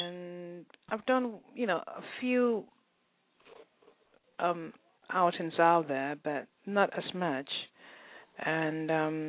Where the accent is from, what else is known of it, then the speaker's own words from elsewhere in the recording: England, United Kingdom; But in all the areas that I grew up in England, they played good soul music.